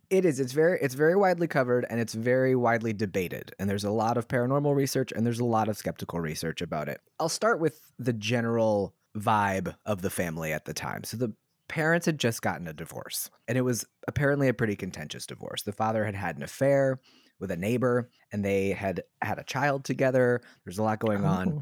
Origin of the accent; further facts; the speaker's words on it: Southern Maryland, United States; I'm from Southern Maryland